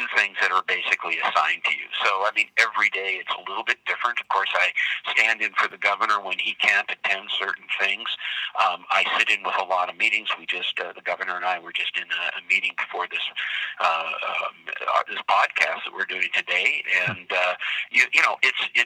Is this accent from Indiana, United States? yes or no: no; Butte, Montana, United States; I grew up in Butte